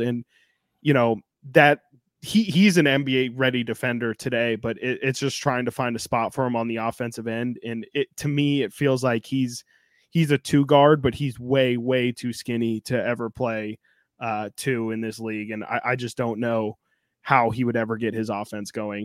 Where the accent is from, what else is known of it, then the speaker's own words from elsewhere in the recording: Sacramento, California, United States; I'm born and raised in Sacramento